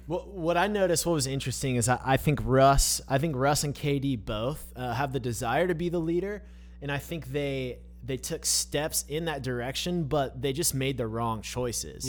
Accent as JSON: {"language": "English", "area": "the Bay Area", "region": "California", "country": "United States", "tie": "born or raised there", "said": "I grew up in the Bay."}